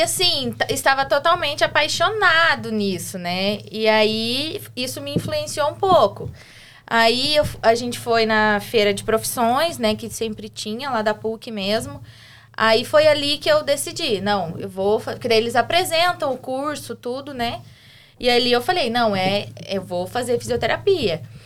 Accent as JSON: {"language": "Portuguese", "town": "Curitiba", "region": "Paraná", "country": "Brazil", "tie": "born or raised there", "also_born_or_lived": "Santo Antônio da Platina / Siqueira Campos", "said": "Depois meus pais se separaram e fui para Curitiba. É, é, desde então, fiquei lá, me formei."}